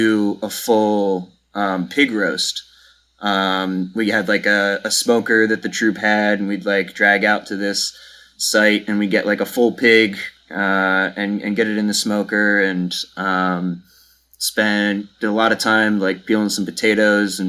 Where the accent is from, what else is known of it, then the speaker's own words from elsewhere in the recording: southern New Jersey, United States; Yeah, so I also grew up in New Jersey, southern New Jersey, kind of right outside Philadelphia here.